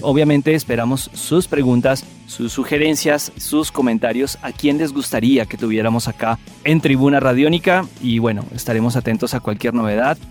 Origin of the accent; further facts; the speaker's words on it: Paipa, Boyacá, Colombia; yo soy de Paipa también uno cuando niño en esas calles de Paipa, uno vivía muchísimas cosas